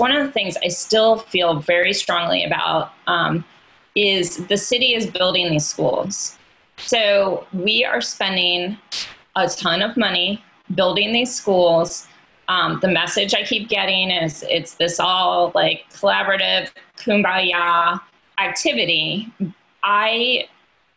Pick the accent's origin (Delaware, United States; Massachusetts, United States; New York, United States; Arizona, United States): Delaware, United States; now in Richmond, United States; I did not grow up in Richmond or Virginia. I grew up in Delaware